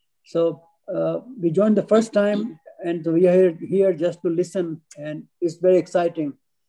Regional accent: Pittsburgh, Pennsylvania, United States; We are both from Pittsburgh.

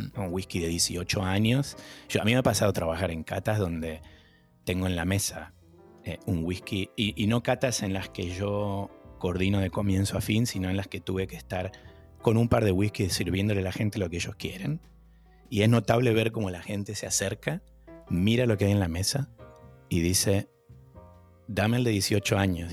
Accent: Argentina; moved away as an adult; also born or lived in New York, United States; now in Boston, United States; me fui de Argentina en crisis

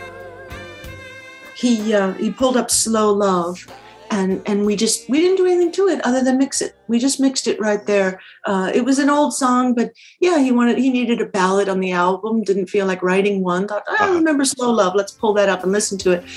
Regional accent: Minnesota, United States; accent: Minnesota; my Minnesota accent

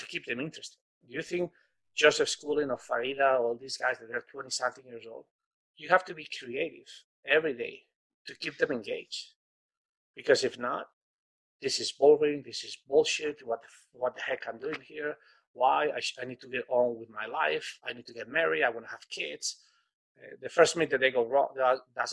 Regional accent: Spain; moved away; I come from Spain

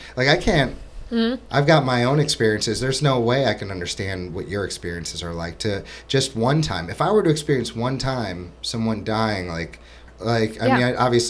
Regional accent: Florida, United States; I'm from Florida, and, like, there was these pain management centers.

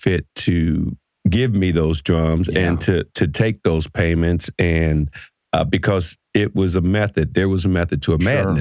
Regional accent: Cincinnati, Ohio, United States; I grew up in Cincinnati, Ohio

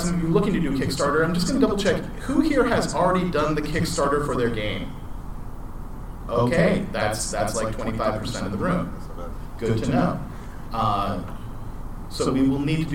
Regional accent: Georgia, United States; I'm from Georgia

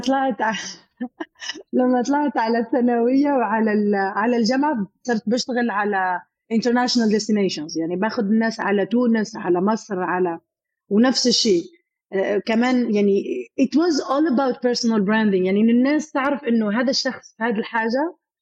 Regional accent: Algeria; moved away as an adult; now in United Arab Emirates; منطقه عندنا في الجزائر

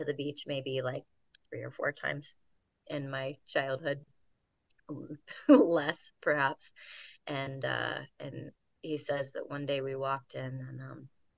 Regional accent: Virginia, United States; also born or lived in Kansas City, Missouri; now in Asheville, United States; Grew up in various parts of Virginia, Richmond, Charlottesville, went to college in Harrisonburg

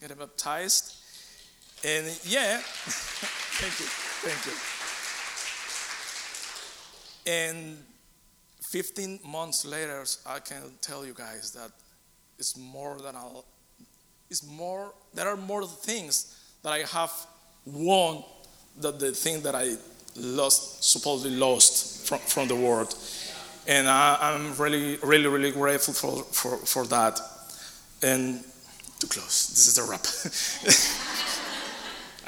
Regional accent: Colombia; moved away as an adult; now in United States; I lived in Colombia for 44 years. I was raised and in there

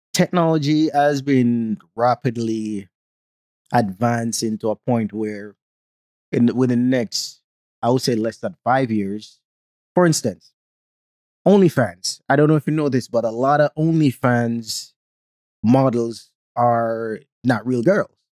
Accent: Jamaica; accent: Jamaican; now in United States; growing up in Jamaica

